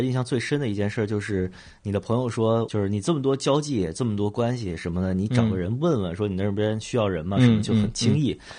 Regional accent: Beijing, China; 就我就是一个典型的。非典型的北京人，

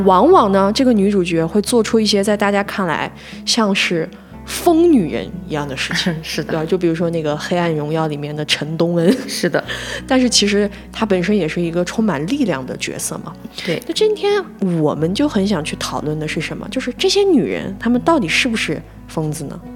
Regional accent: northern China, China; 我是北方人

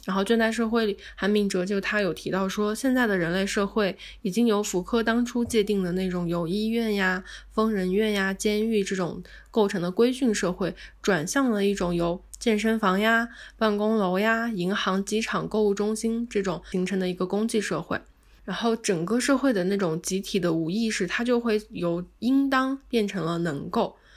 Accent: China; 我们中国人

